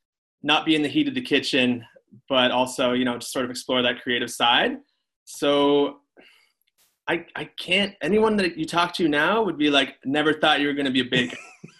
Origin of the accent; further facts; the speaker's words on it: Ottawa, Ontario, Canada; now in Toronto, Canada; I'm from Ottawa. Born and raised there. Moved to Toronto around the age of 20